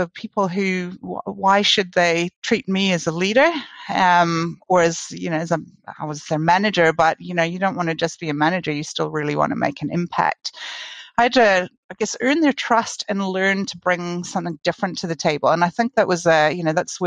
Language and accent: English; Canada; now in New Zealand; I am Canadian, but I've spent most of my career in New Zealand